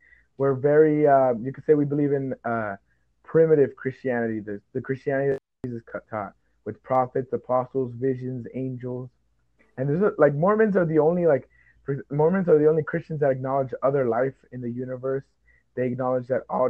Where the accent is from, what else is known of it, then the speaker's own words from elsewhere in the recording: Texas, United States; I'm from Texas, but my family were descended from Mexico